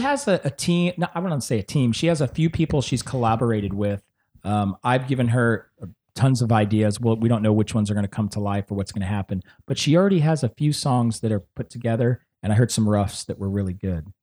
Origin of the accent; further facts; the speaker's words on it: San Antonio, Texas, United States; I'm from Texas